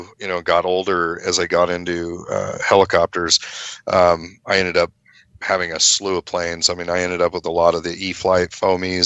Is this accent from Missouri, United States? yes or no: no; Paradise, California, United States; moved away as an adult; now in Oroville, United States; I was originally from Paradise, California, where that big campfire was, and then we moved down here pre-fire